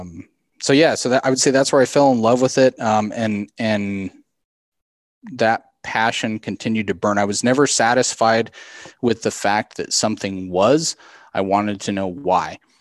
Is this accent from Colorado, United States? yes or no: yes; South Central Colorado, United States; I grew up in South Central Colorado on a, on a farm and ranch down there